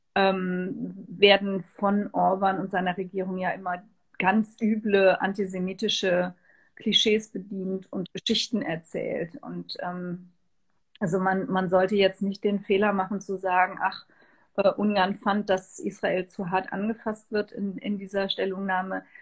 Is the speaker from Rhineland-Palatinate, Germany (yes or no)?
yes; Trier, Rhineland-Palatinate, Germany; in meiner Heimatstadt Trier